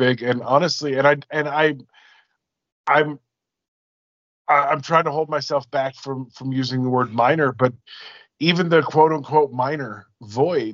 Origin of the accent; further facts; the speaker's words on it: Alaska, United States; also born or lived in Washington State; now in Washington, United States; I'm originally from Alaska and I live in Washington State